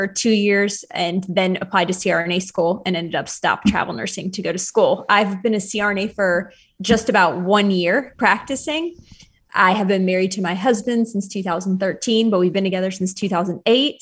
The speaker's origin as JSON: {"language": "English", "town": "Charlottesville", "region": "Virginia", "country": "United States", "moved": "as an adult", "lives_now": "Charleston, United States", "said": "I'm originally from Charlottesville, Virginia"}